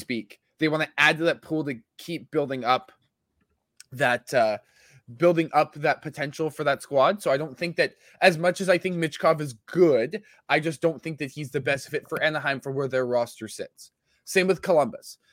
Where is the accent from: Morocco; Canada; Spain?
Canada; Winnipeg, Manitoba; my hometown